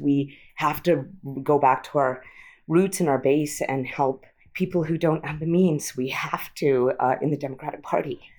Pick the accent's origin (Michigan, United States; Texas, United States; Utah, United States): Utah, United States; moved away as an adult; also born or lived in Massachusetts; now in San Francisco, United States; I'm Indian American, but I grew up in Utah